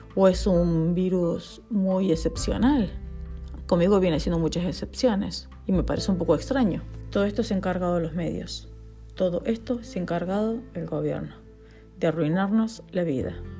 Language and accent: Spanish; Argentina; now in Spain; Argentina, que es mi país natal